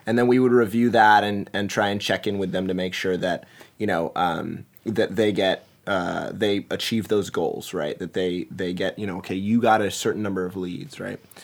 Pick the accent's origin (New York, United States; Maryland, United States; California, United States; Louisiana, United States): Maryland, United States; Montgomery County; also born or lived in Washington, D.C.; now in Seattle, United States; I was born and raised in the Washington, D C area. So Montgomery County, Maryland was where I was hail from